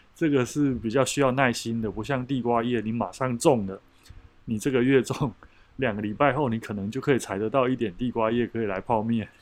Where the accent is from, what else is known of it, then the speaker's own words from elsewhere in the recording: Taiwan; 我们过去台湾很喜欢用韩籍来比喻我们台湾人的这个刻苦的精神